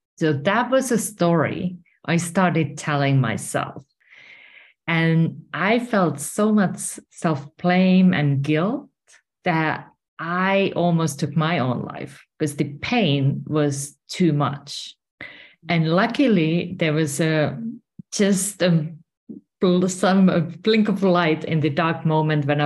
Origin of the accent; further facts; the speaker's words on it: Finland; moved away as an adult; now in Spain; I'm originally from Finland and currently I'm residing in Spain